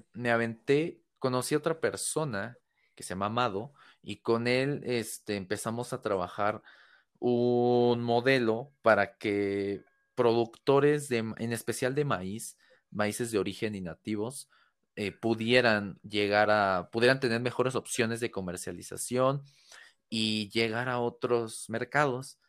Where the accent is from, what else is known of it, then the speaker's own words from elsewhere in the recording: Mexico City, Mexico; soy de acá de México, de la Ciudad de México